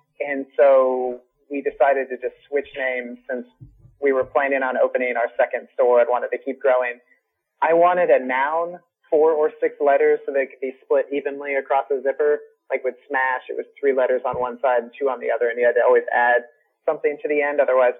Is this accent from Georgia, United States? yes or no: no; Portland, Oregon, United States; And everyone's like, oh, you are so funny. Where are you actually from? Portland.